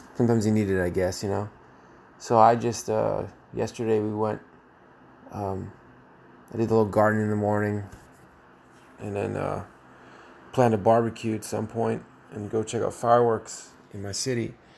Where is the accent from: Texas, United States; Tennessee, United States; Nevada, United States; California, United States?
California, United States; San Jose; now in Gilroy, United States; I come from San Jose, California